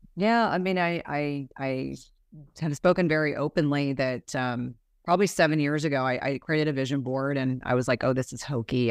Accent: New Jersey, United States; I grew up in New Jersey

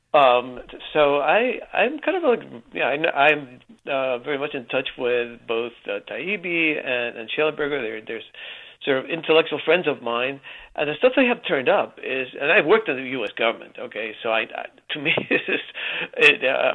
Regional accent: Cuba; moved away; I was born in Cuba

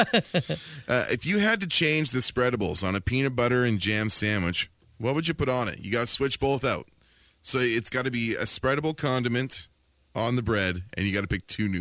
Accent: Langley, British Columbia, Canada; born or raised there

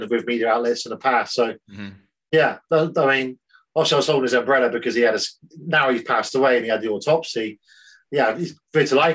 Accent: Swindon, South West England, United Kingdom; moved away as an adult; also born or lived in North Devon; I'm from Swindon. That's where I'm from. I was born in Swindon

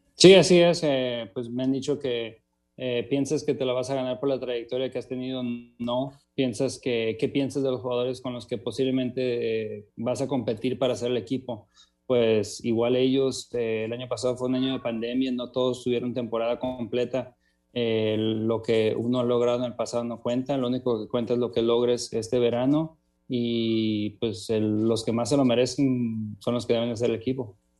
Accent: Mexico; also born or lived in Tijuana; como mexicano

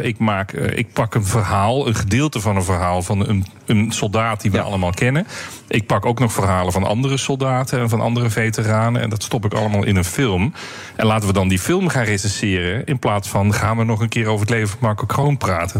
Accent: Netherlands; wij als Nederlanders

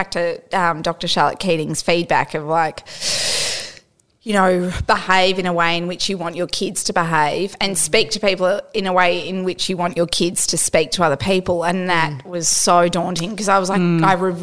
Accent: Australia; being Australian

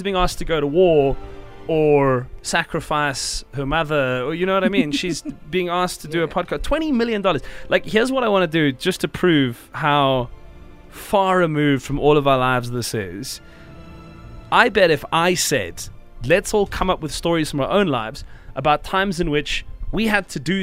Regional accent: South Africa; as South African people

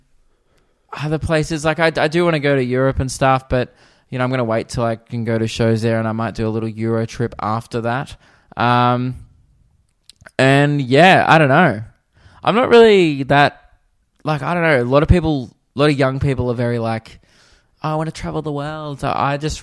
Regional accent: Australia; being an Australian in America

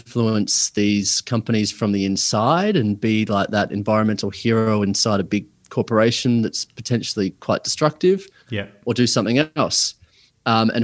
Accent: Adelaide, South Australia, Australia; now in northern New South Wales, Australia; I'm originally from Adelaide, had your classic kind of upbringing

